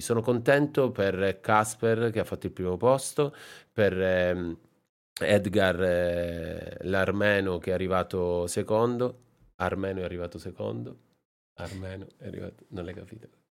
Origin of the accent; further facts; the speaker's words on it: Sicily, Italy; moved away; also born or lived in Japan; la Sicilia, un po' la mia terra